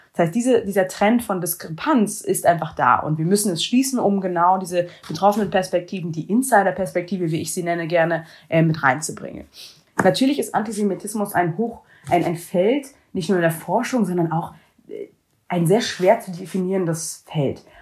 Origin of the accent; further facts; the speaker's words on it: Germany; jüdisch aufgewachsen in Deutschland